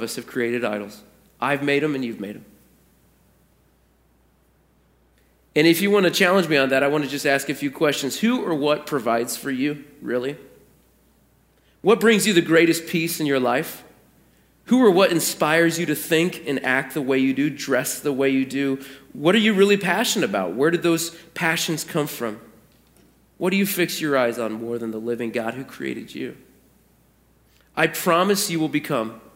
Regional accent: Portland, United States; moved away; my hometown

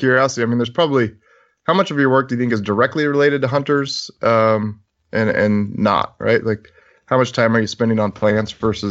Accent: Idaho, United States; Excited to talk to Toby about wolves in my home state here.

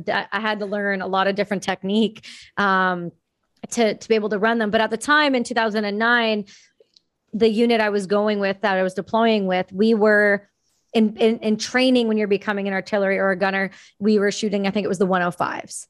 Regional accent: Ontario, Canada; moved away as an adult; now in Vancouver, Canada; I'm from Ontario

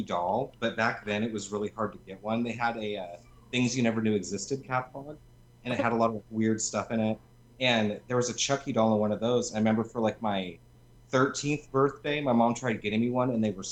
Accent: Lincoln, Nebraska, United States; moved away as an adult; now in California, United States; originally from Lincoln, Nebraska. I've only been in California 10 months now

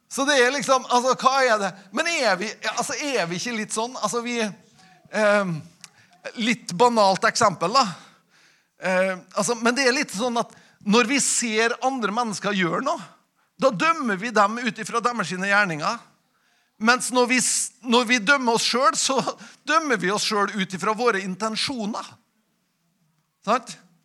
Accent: Nordmøre, Møre og Romsdal, Norway; når vi kommer fra Nordmøre

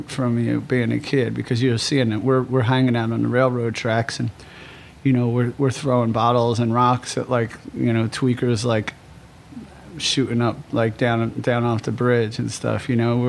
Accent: Philadelphia, Pennsylvania, United States; moved away as an adult; also born or lived in Los Angeles; now in New York, United States; I was born and raised in Kensington, Frankfurt area in Philadelphia

